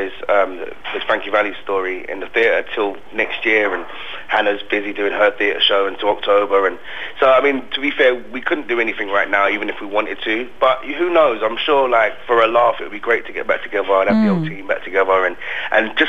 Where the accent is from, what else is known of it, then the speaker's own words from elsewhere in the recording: London, United Kingdom; I'm from South London, we say stuff like